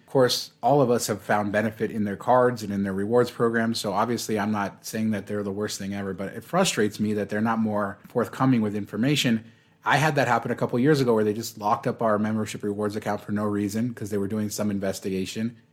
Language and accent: English; Las Vegas, Nevada, United States; I'm still in my hometown